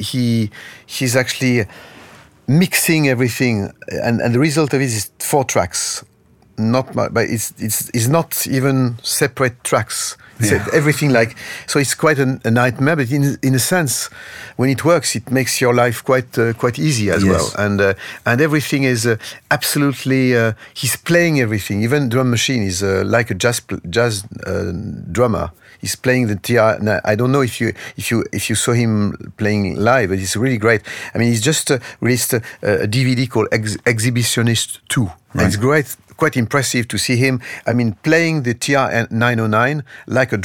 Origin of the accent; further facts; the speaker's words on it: Lyon, Auvergne-Rhône-Alpes, France; English is a second language; now in Paris, France; my hometown. I mean, I'm born in Lyon